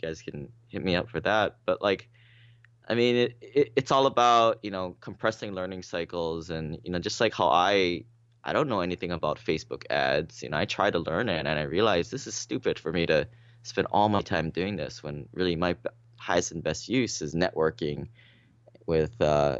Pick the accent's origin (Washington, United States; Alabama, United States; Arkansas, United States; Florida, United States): Washington, United States; Seattle; I mean, I came from Seattle